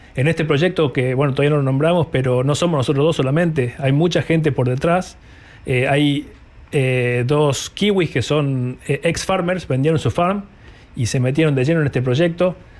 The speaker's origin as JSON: {"language": "Spanish", "region": "Salta", "country": "Argentina", "moved": "as an adult", "lives_now": "New Zealand", "said": "yo soy salteño, tuve la suerte de conocer poetas muy, muy este, de mucho renombre, muchos poetas famosos allá de Salta"}